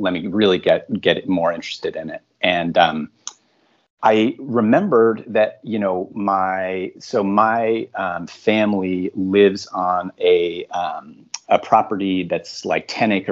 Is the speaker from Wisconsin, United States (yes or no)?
no; outside of Hartford, Connecticut, United States; now in New York City, United States; I am originally from outside of Hartford, Connecticut, kind of the suburban rural part of central Connecticut.